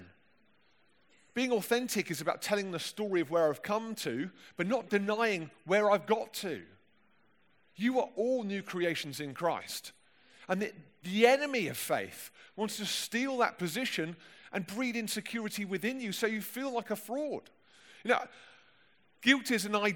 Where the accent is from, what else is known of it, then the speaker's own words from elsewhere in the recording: London, United Kingdom; accent: plummy London; my plummy London accent